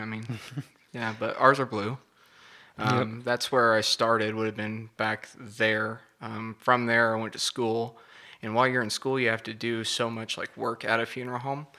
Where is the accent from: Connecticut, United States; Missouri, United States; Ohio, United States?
Missouri, United States; Rockport; moved away as an adult; also born or lived in Kansas City; now in Parsons, United States; Originally from Rockport, Missouri. That's my hometown.